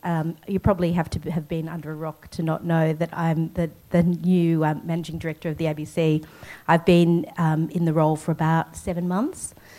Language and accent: English; Sydney, New South Wales, Australia; moved away as an adult; also born or lived in Singapore / Hong Kong; I grew up in Sydney, but I left Australia in about 1992, so I'm a lot older than a lot of you in the audience. And I worked in Singapore